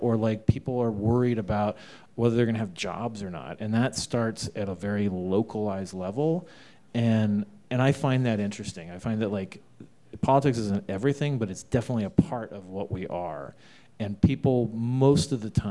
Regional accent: Arizona, United States; moved away; I'm from Arizona

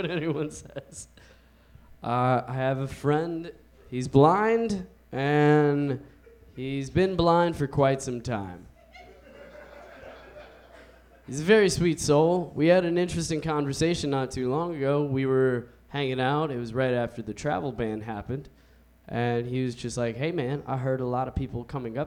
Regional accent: Washington, District of Columbia, United States; I was born in Georgetown.

